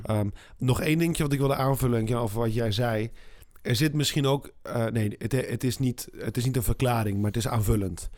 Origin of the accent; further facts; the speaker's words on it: Netherlands; als Nederlander